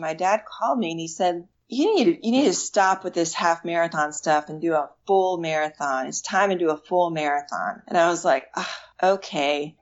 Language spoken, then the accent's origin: English; Washington, District of Columbia, United States; moved away; I'm from the Washington, D.C. area originally